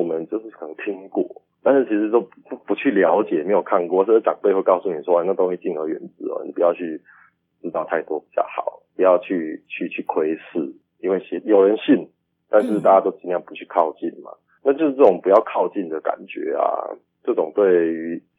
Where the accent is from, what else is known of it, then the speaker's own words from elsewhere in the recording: Kaohsiung, Taiwan; 对对对，我是高雄人啊，